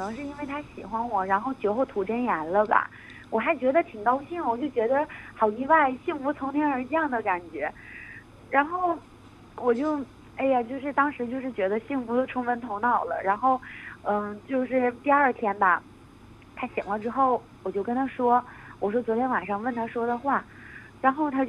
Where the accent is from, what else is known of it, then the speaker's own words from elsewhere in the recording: Northeast China, China; moved away as an adult; now in United Kingdom; 我我是东北的人